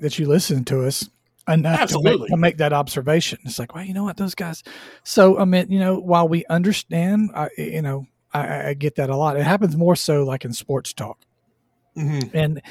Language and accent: English; Southwest Georgia, United States; I grew up in Southwest Georgia.